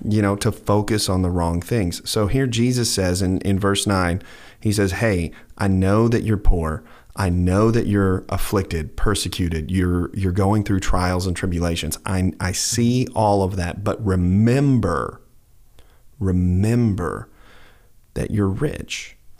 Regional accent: United States; I'm an American citizen

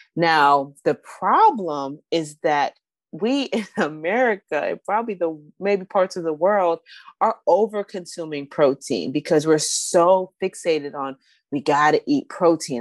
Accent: Northern Virginia, United States; moved away; also born or lived in Southeast Washington, D.C.; I grew up in Northern Virginia.

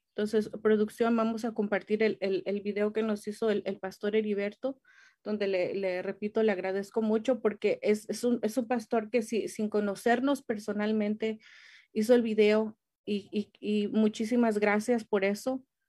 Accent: Mexico; now in United States; yo soy mexicana

